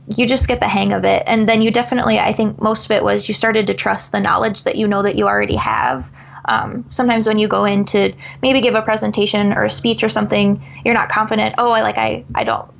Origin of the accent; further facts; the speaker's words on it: Eastern Iowa, United States; I'm obviously from Eastern Iowa, so a lot of my family's back there.